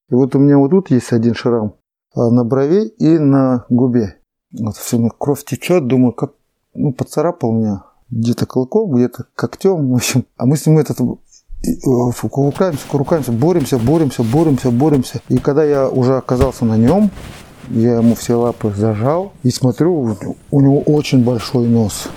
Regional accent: Neshkan, Chukotka Autonomous Okrug, Russia; also born or lived in Lorino; Я родился в Лорине, в Тихом океане, угу. а вырос в Нешкане

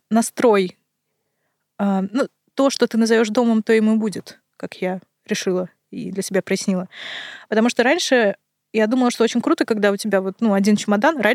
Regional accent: Kazakhstan; born there; also born or lived in Russia; я родилась в Казахстане, потом жила в России, теперь снова в Казахстане. И очень много перемещалась.

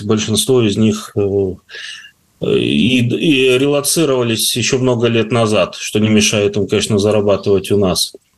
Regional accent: Taraz, Jambyl Region, Kazakhstan; moved away; also born or lived in Karatau, Kazakhstan; Каратау, и Джамбул, где я жил больше, скажем так, э, в детстве

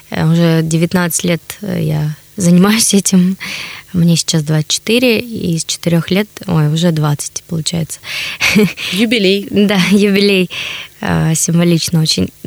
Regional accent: Chelyabinsk, Chelyabinsk Oblast, Russia; now in Saint Petersburg, Russia; Я вообще из Челябинска. На данный момент живу в Санкт-Петербурге.

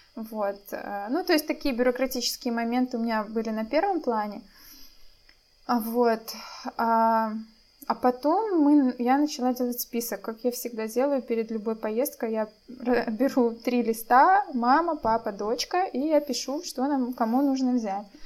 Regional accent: Belarus; moved away as an adult; now in Poland; мы из Беларуси

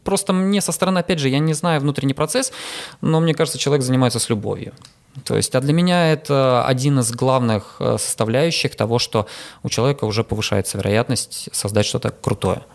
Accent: Saint Petersburg, Russia; я питерский

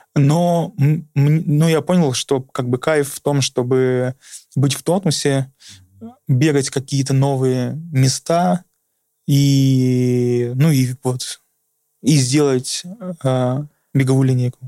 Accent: Urals, Russia; moved away; also born or lived in Saint Petersburg; я тоже с Урала, я там жил

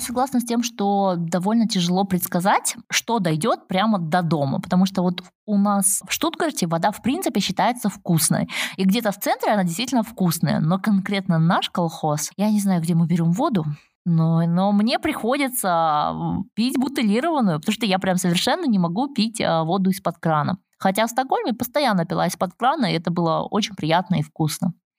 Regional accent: Almaty, Kazakhstan; я как химик родом из Алматы

